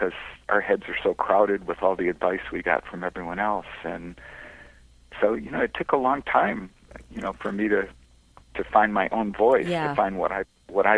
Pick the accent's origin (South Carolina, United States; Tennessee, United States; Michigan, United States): Michigan, United States; Detroit; now in Huntington Beach, United States; I grew up in Detroit